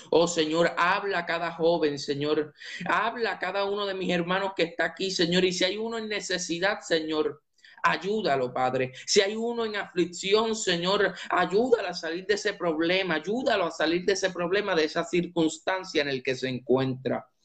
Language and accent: Spanish; Puerto Rico; now in Tampa, United States; soy de Puerto Rico, soy originario de Puerto Rico, pero actualmente estoy en Tampa, Florida. Resido en Tampa, Florida.